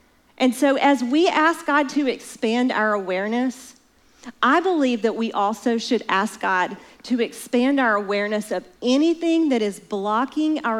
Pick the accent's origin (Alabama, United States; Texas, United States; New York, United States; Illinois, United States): Alabama, United States; I'm from Alabama